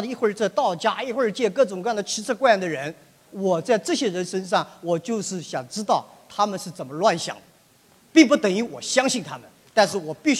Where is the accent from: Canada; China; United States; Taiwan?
China; 我在美国海外没有留过学，但是我自小对英文感兴趣，我对西方的文化感兴趣。但是我是一个中国人